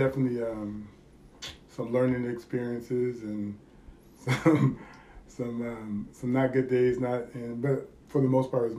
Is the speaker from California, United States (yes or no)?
yes; California, United States; moved away as an adult; I moved here in 2000, and I moved here from California.